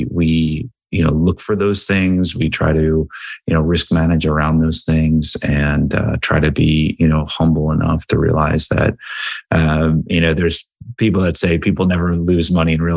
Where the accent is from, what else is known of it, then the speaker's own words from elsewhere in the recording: Cranbury, New Jersey, United States; So I grew up in a small town called Cranberry, New Jersey, which is right outside of Princeton, New Jersey.